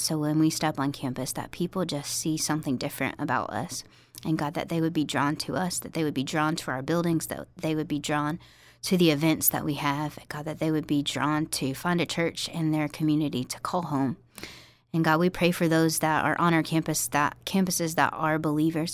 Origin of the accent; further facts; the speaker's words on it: Farmville, Virginia, United States; moved away as an adult; also born or lived in New Orleans, Louisiana / Tennessee; I grew up in Virginia